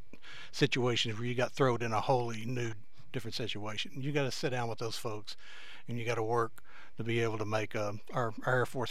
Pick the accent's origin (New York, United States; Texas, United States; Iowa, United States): Texas, United States; Cone; We were raised in Cone together, so we've known each other our whole lives